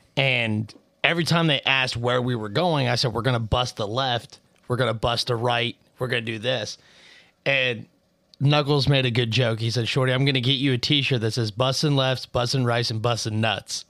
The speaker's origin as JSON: {"language": "English", "country": "United States", "said": "We're American. We just happen to also speak English."}